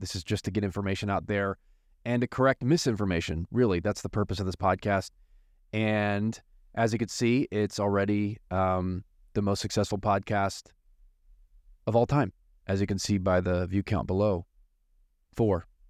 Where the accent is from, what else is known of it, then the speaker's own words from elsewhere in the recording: United States; accent: American; my American accent